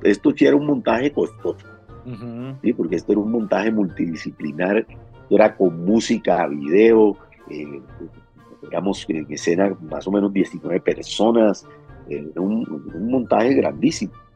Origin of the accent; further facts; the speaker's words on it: Cartagena, Bolívar, Colombia; yo soy de Cartagena.